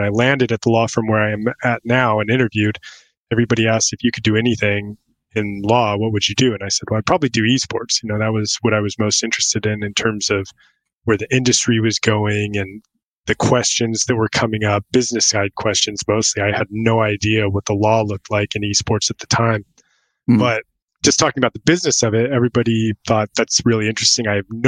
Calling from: Wilmington, North Carolina, United States; So I'm in North Carolina. I'm out on the coast of Wilmington, North Carolina. So right on the Atlantic, about 15 minutes from the beach.

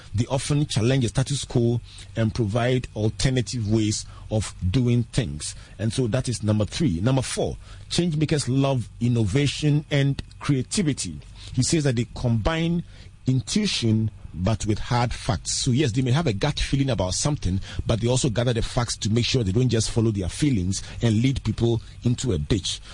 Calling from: Teshie, Greater Accra, Ghana; I'm calling from Teshi Tevibiano

